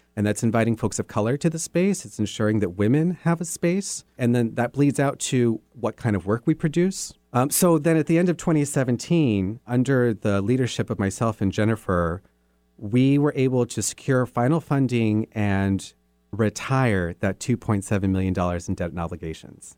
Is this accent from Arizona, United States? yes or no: yes; Sierra Vista, Arizona, United States; moved away; also born or lived in New Mexico; I did my public schooling from elementary to high school in this town called Sierra Vista, Arizona